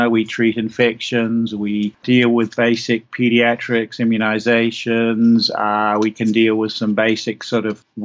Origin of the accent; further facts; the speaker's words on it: Auckland, New Zealand; now in Christchurch, New Zealand; I was born in New Zealand in Auckland, which is our largest city